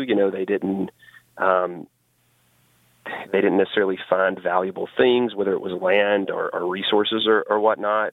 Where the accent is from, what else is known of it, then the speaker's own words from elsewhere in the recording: Alabama, United States; growing up in Alabama